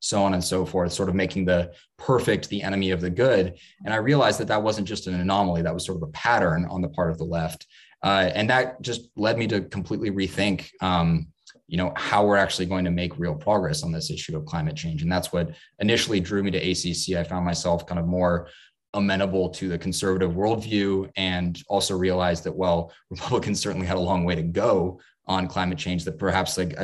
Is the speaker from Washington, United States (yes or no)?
yes; Seattle, Washington, United States; I was born and raised in Seattle